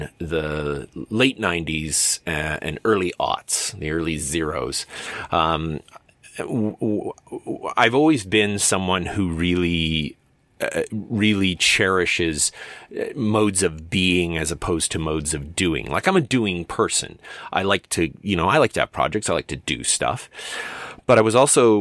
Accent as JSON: {"language": "English", "town": "Medicine Hat", "region": "Alberta", "country": "Canada", "tie": "born or raised there", "said": "my hometown of Medicine Hat"}